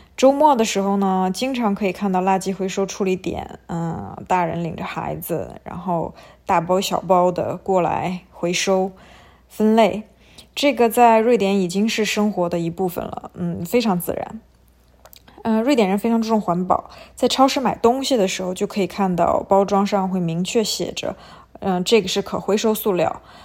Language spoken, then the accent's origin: Chinese; China; 我们中国人